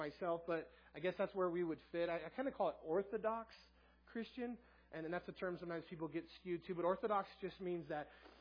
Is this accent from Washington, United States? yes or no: no; Southern California, United States; moved away as an adult; now in Tooele, United States; I'm from Southern California